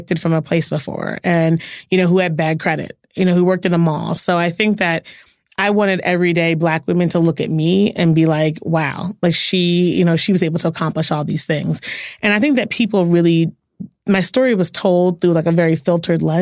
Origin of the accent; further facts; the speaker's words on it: Philadelphia, Pennsylvania, United States; I'm from Philly